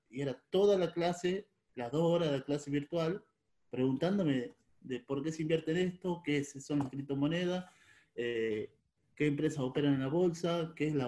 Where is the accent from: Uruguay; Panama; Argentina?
Argentina; Tucumán; moved away as an adult; now in Río Negro, Argentina; Yo soy de Tucumán y vivo en Río Negro.